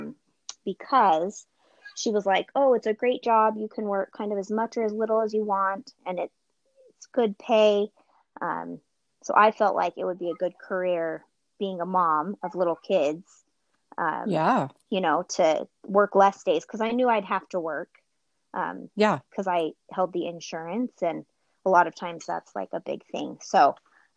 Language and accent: English; Salt Lake City, Utah, United States; also born or lived in Millcreek, Utah; I grew up in Salt Lake City, Utah.